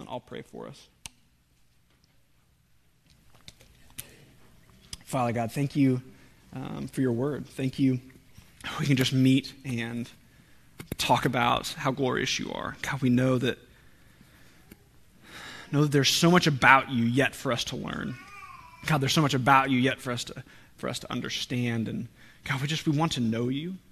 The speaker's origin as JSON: {"language": "English", "region": "Oklahoma", "country": "United States", "said": "we're from Oklahoma"}